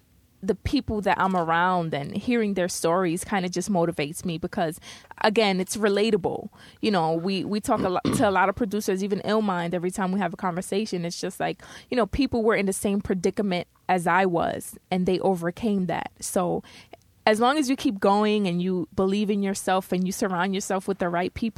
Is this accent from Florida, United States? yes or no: no; New York City, New York, United States; You know, I'm from the Bronx.